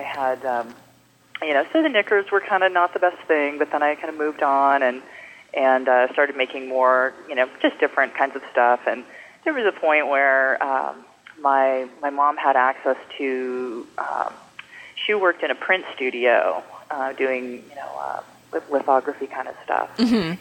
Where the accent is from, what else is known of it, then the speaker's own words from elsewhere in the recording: Bay Area, California, United States; I grew up in the Bay Area, and I've been um, living in the city since